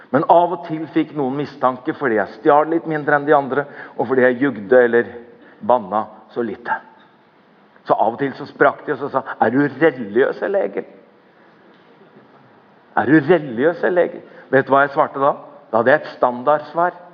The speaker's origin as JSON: {"language": "Norwegian", "country": "Norway", "tie": "born or raised there", "said": "jeg har vokst opp i Norge. Eller jeg er konfirmert."}